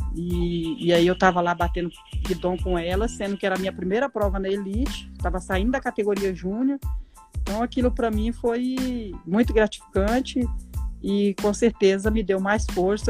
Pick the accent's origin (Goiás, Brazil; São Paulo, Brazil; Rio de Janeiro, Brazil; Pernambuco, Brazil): Goiás, Brazil; Goiânia; also born or lived in São Félix do Araguaia, Mato Grosso; Nascemos no Mato Grosso e fomos criados em Goiânia